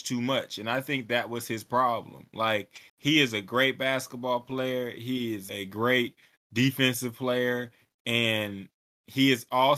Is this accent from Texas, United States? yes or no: yes; Texas, United States; I'm from Texas